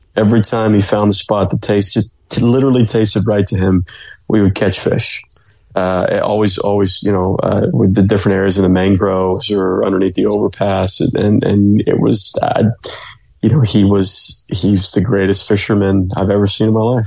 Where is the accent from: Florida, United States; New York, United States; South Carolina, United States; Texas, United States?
Florida, United States; Clearwater; I'm from the Clearwater Largo area, so I grew up saltwater fishing a lot